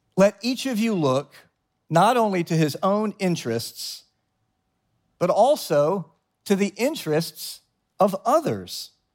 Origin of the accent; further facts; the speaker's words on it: the South, United States; now in New York, United States; I come from the South, and down South, everyone's kind of fake nice